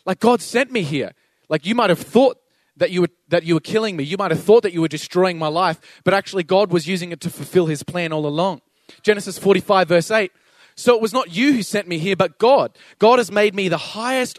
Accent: Toowoomba, Queensland, Australia; also born or lived in Sydney; I moved back to Toowoomba from Sydney, and when my parents divorced, I moved to Sydney and I didn't really feel like I fit

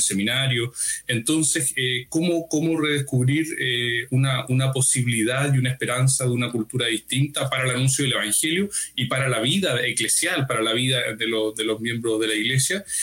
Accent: Talca, Maule, Chile; soy chileno eh, de una diócesis pequeña, más o menos pequeña, pero no arquidiócesis, dijéramos, se llama Talca

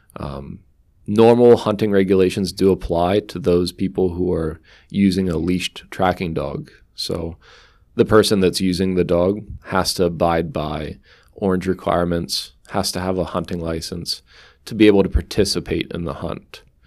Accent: Sunbury, Pennsylvania, United States; moved away as an adult; also born or lived in Susquehanna County, Pennsylvania; I grew up in Sunbury, Pennsylvania, not too far away from Susquehanna County

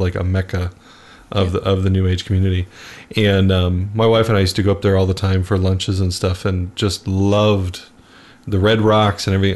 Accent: Phoenix, Arizona, United States; I grew up in Arizona, and so Sedona, mm-hmm. Arizona, is uh, just a couple hours north of Phoenix, where I grew

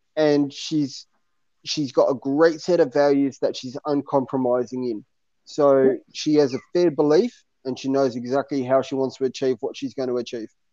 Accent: Bankstown, New South Wales, Australia; I grew up in Bankstown. Uh, that's where I lived for 20 odd years of my life.

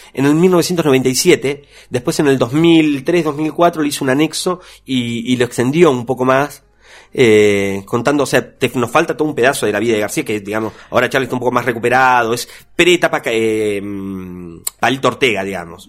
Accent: Argentina; en Argentina fuertemente nosotros somos un, referente latinoamericano

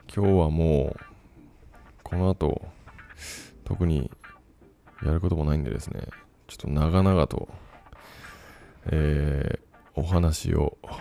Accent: Fukuoka, Japan; moved away as an adult; also born or lived in Kumamoto; now in Taiwan; 出身が福岡ですと。あ、自分と一緒

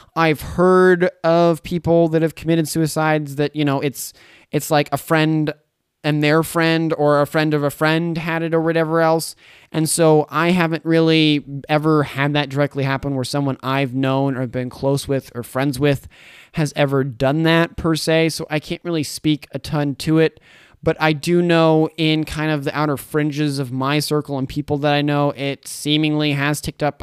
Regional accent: Boise, Idaho, United States; now in Caldwell, United States; I lived in Boise for fifteen years. I grew up there.

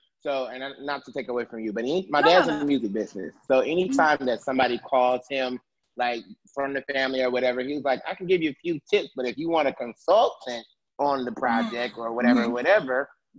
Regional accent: Detroit, Michigan, United States; I'm from Detroit

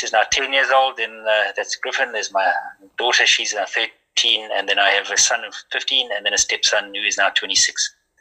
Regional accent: Graaff-Reinet, Eastern Cape, South Africa; moved away as an adult; also born or lived in Port Elizabeth; I was born back in January 1969 in Graaffreinet

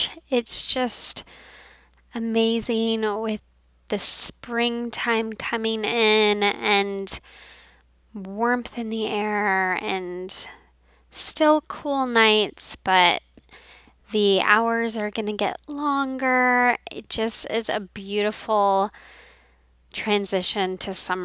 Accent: Colorado, United States; moved away; when I was in my home growing up in Colorado

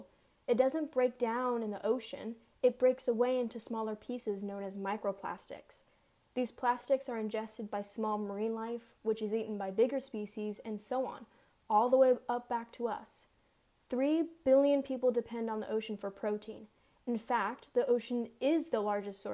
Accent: Southern California, United States; I grew up in Southern California

